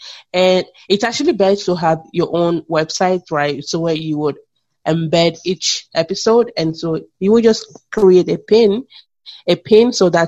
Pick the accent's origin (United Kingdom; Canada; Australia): Canada; Because as a Canadian, I can see it already.